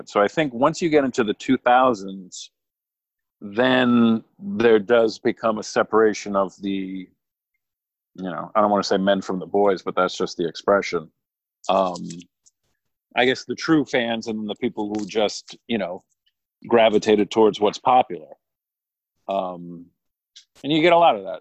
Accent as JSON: {"language": "English", "region": "Southern New England", "country": "United States", "tie": "born or raised there", "said": "I grew up in Southern New England."}